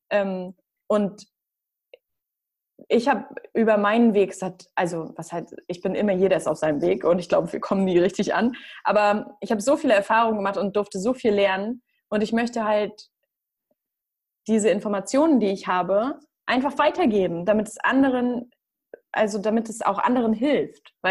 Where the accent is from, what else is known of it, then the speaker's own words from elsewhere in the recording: Northern Germany, Germany; Also sagt man bei uns im Norden, sagt man das auch woanders?